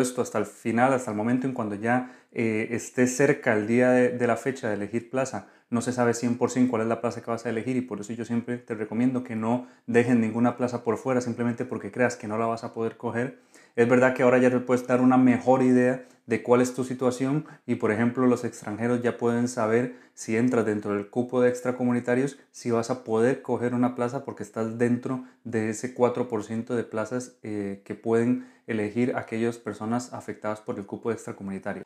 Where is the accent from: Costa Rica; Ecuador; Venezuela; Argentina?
Costa Rica; now in Spain; soy médico residente de Costa Rica